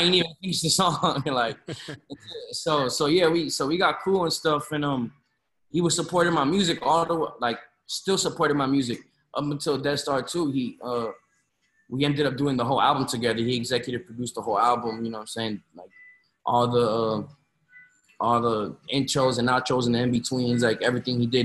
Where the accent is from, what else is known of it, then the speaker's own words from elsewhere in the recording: Florida, United States; also born or lived in Chicago, Illinois; I moved to Florida when I was like three, four years old